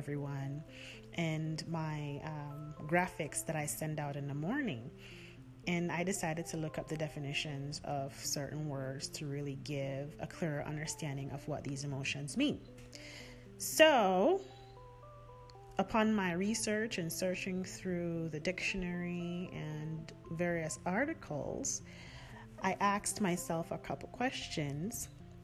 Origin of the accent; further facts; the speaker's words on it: Jamaica; accent: Jamaican; You can hear my accent coming out now, right?